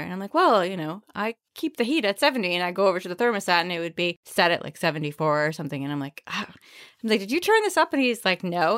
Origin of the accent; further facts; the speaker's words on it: Maine, United States; accent: Maine; I'm from Maine